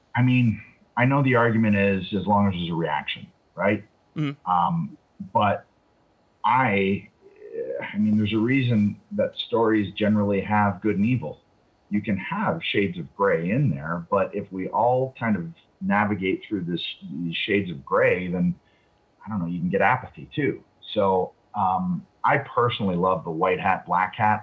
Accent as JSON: {"language": "English", "town": "Toronto", "region": "Ontario", "country": "Canada", "tie": "born or raised there", "said": "I hadn't been back in Toronto for two years"}